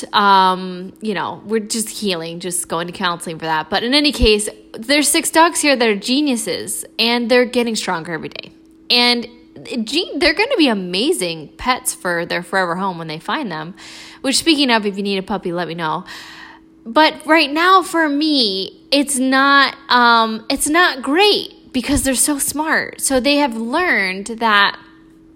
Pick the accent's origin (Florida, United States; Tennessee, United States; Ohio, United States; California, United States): Florida, United States; I'm from Florida